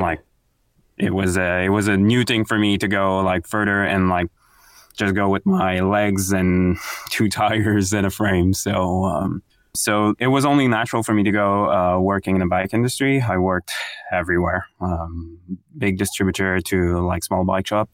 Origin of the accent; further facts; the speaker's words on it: Quebec City, Quebec, Canada; moved away as an adult; also born or lived in Montreal / Bromont; now in Gatineau, Canada; I'm from Quebec City